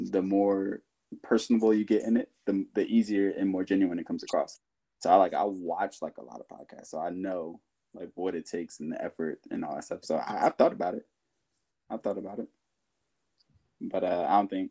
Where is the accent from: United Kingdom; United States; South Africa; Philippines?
United States; moved away as an adult; now in Sweden; I grew up in America